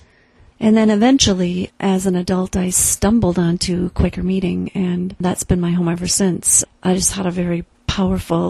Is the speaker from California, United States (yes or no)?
no; the middle of Iowa, United States; moved away; I grew up in the Presbyterian Church in the middle of Iowa